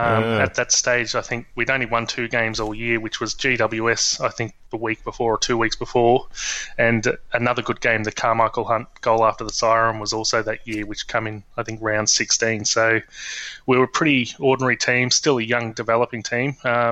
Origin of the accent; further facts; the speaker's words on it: Gold Coast, Queensland, Australia; also born or lived in Melbourne; I grew up on the Gold Coast, with a little bit in Melbourne as well, but mostly on the Gold Coast.